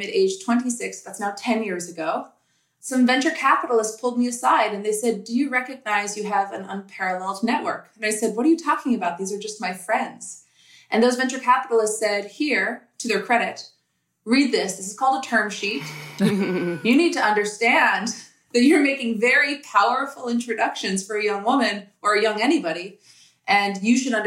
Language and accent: English; United States; also born or lived in New York City, New York / Minneapolis, Minnesota; I grew up in New York City and Minneapolis, Minnesota